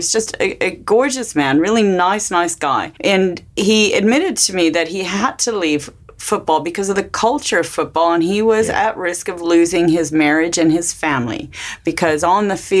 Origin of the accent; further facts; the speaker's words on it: United States; as an American